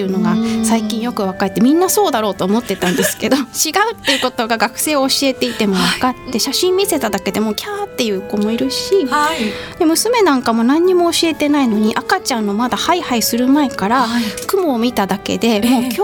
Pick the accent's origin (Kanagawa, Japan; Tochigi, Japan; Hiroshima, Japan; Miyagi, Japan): Miyagi, Japan; Tagajō; moved away as an adult; also born or lived in Sendai / Canada / Tokyo / Morioka; now in Nishitokyo, Japan; その後5歳ぐらいの時に多賀城市っていう少し郊外のはい、あの町に引っ越しまして、えー、でそこは本当にもう家の裏に山があったりとか田んぼの中を通って小学校に通ったりとかそういう環境だったので